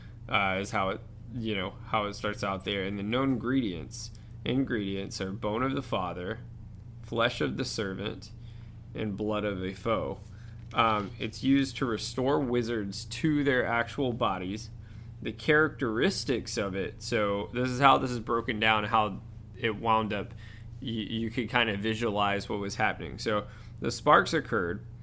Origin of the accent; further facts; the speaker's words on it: Georgia, United States; accent: Georgia; my weird Georgia accent